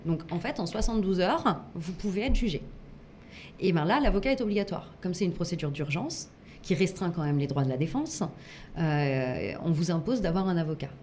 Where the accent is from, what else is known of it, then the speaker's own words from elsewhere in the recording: Grenoble, Auvergne-Rhône-Alpes, France; je, je viens de Grenoble